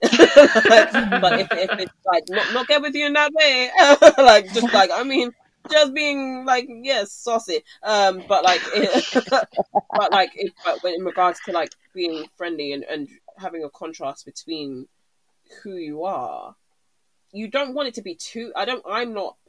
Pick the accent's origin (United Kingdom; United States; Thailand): United Kingdom; being Black British in this country